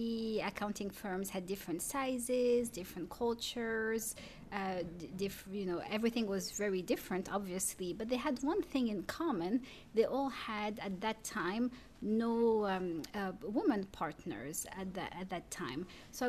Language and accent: English; Paris, Île-de-France, France; first language French; English is a second language; moved away as an adult; now in Durham, United States; I'm a city girl too. I grew up in Paris.